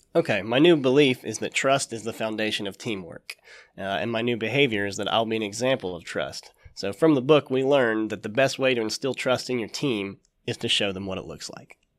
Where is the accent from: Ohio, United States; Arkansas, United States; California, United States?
Ohio, United States; Jackson; We got two kids, Henry and Clara, and we're from Jackson